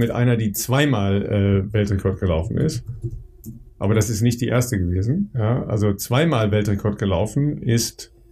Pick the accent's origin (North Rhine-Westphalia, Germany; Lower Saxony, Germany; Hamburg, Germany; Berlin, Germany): North Rhine-Westphalia, Germany; ist ähm, im Mai 75 in Dülmen, ja, das ist äh, in der Nähe meiner Heimat in, äh, im, im Münsterland